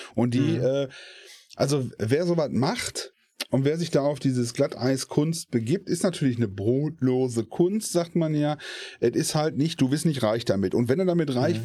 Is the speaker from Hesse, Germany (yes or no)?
no; Essen, North Rhine-Westphalia, Germany; Ich komme aus Essen